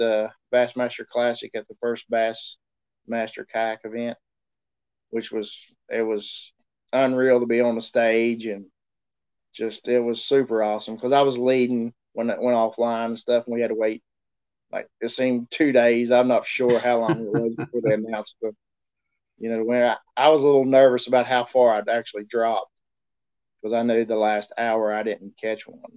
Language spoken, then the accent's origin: English; Pipestem, West Virginia, United States; I'm from Pipestem, West Virginia